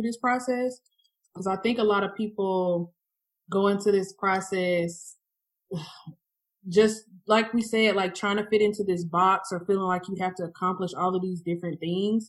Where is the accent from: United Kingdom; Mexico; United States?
United States; Atlanta, Georgia; I'm from Atlanta